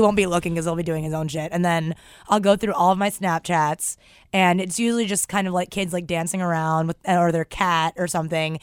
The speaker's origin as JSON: {"language": "English", "town": "New York City", "region": "New York", "country": "United States", "tie": "born or raised there", "said": "I grew up in Forestalls, Queens"}